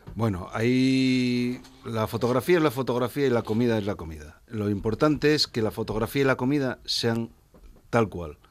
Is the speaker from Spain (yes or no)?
yes; Asturias, Spain; soy muy de mi tierra. Y mi tierra es Asturias y Asturias ante todo